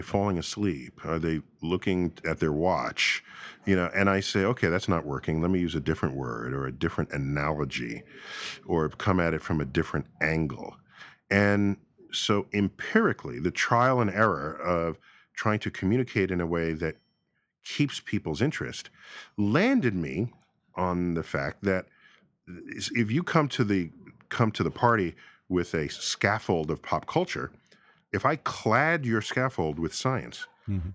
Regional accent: New York City, New York, United States; growing up in New York City

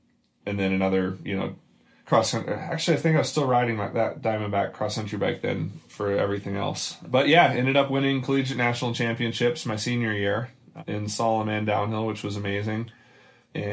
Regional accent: Louisville, Kentucky, United States; I grew up in Louisville, Kentucky

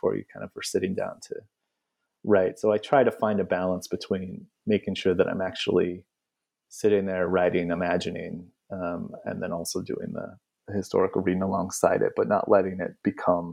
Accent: California, United States; I grew up, you know, steps from that border

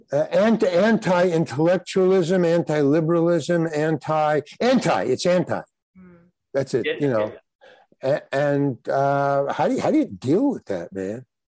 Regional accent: New York City, New York, United States; I grew up in Far Rockaway, Long Island

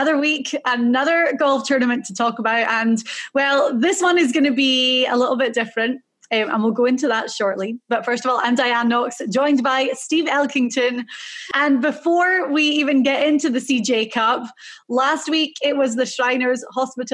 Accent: Scotland, United Kingdom; I'm Scottish. So I was very happy for our small little country.

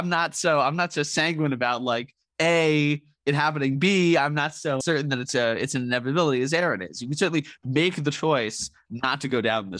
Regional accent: United States; Because I'm an American and distrustful of the government

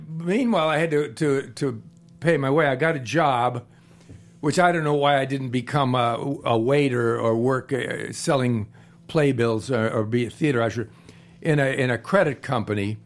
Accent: Cleveland, Ohio, United States; moved away; I'm from Cleveland.

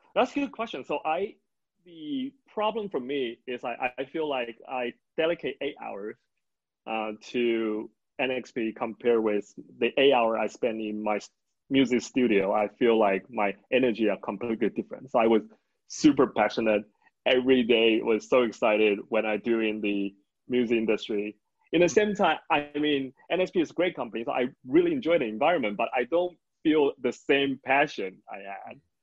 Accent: Tainan, Taiwan; I'm born and raised in Taiwan

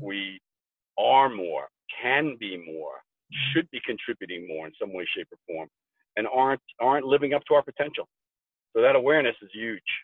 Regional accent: New York, United States; moved away as an adult; now in Colorado, United States; I'm a New Yorker.

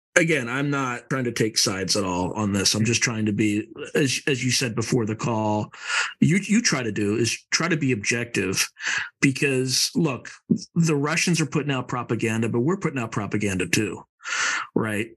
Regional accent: Delaware, United States; You could be from Delaware, like me

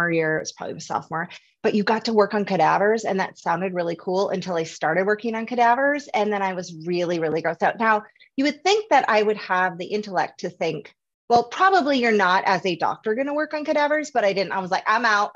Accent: North Dakota, United States; moved away as an adult; also born or lived in Oregon; now in Arizona, United States; I am from North Dakota

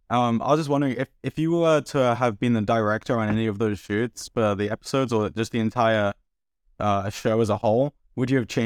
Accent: London, United Kingdom; I'm actually from London, but I'm in America right now.

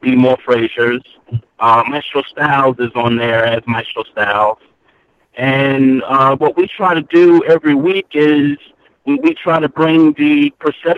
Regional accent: New York City, New York, United States; moved away as an adult; now in Glen Burnie, United States; I'm a native New Yorker. I'm born and raised in Brooklyn

